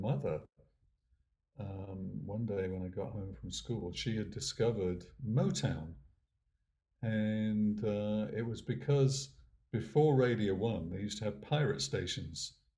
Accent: England, United Kingdom; But my sense of growing up in England and being in the music business in England was that you always have to be the new thing.

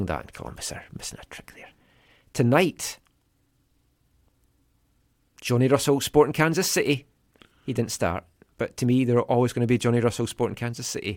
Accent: Scotland, United Kingdom; I'm Scottish.

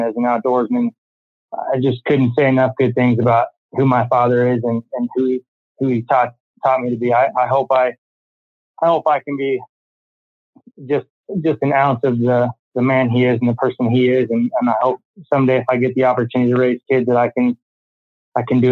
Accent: Iowa, United States; moved away as an adult; also born or lived in Colorado; I moved back to Iowa from Colorado last year

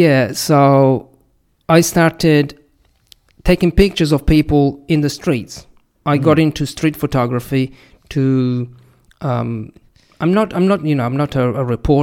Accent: Italy; I come from Italy

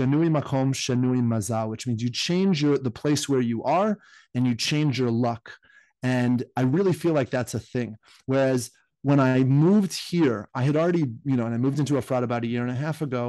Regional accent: United States; moved away; I grew up in the United States

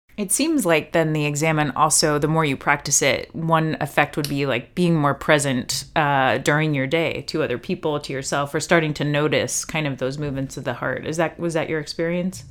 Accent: United States; as an American

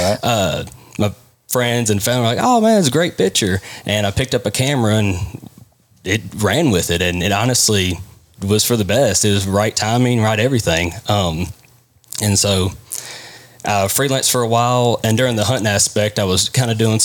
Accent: West Tennessee, United States; moved away as an adult; also born or lived in Mississippi; I was born and raised in West Tennessee, about 30 minutes north of Memphis.

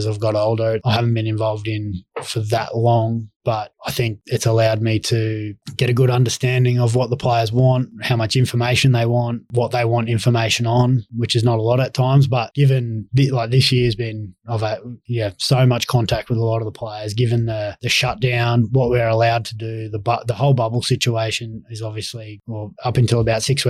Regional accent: Brisbane, Queensland, Australia; I was Brisbane born and bred. I was raised in Brisbane

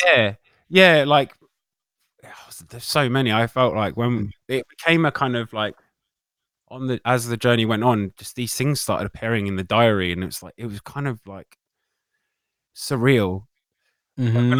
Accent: United Kingdom; being British

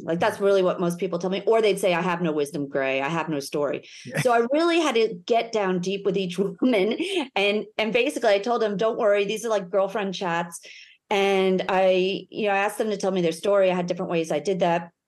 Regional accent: United States; now in Melbourne, Australia; I'm American

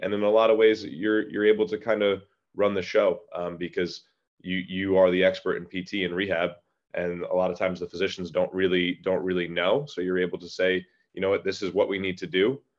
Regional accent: Orange County, New York, United States; I'm from Orange County, New York

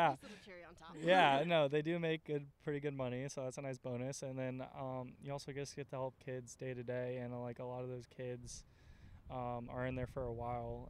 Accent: Oviedo, Florida, United States; I am born and raised in Oviedo, outside of Orlando

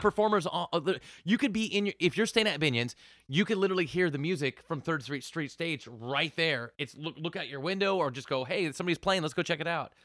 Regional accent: Portland, Oregon, United States; now in Las Vegas, United States; I grew up in Portland, Oregon

